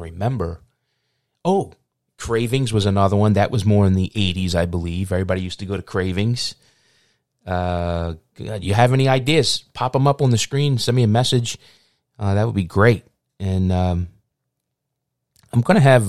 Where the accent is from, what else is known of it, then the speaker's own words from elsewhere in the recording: Philadelphia, Pennsylvania, United States; growing up in South Philly